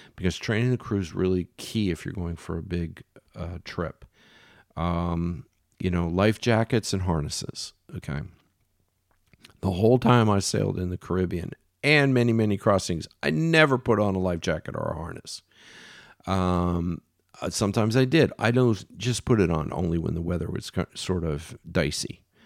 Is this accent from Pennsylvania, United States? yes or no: yes; Philadelphia, Pennsylvania, United States; I'm from Philly, so I'm a Phillies fan